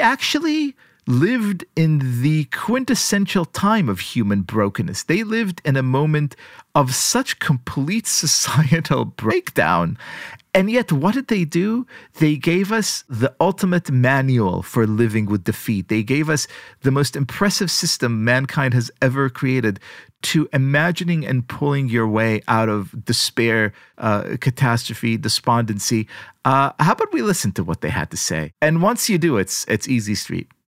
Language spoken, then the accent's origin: English; Israel; moved away; growing up in Israel, the societal parameters, God bless them, are Jewish, right?